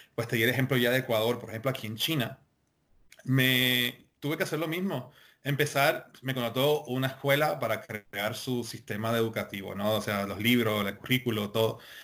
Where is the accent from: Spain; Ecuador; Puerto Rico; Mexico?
Puerto Rico; como puertorriqueños